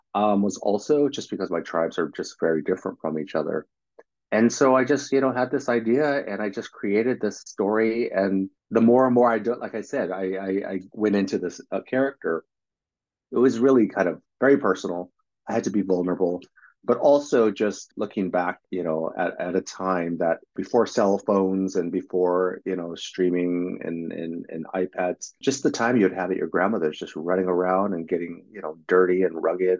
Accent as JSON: {"language": "English", "region": "California", "country": "United States", "tie": "born or raised there", "said": "I grew up in California"}